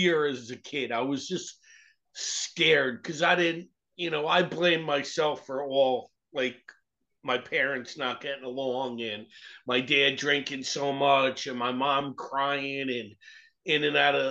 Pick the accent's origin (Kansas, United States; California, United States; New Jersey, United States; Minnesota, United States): New Jersey, United States; Irvington; I grew up in Irvington, New Jersey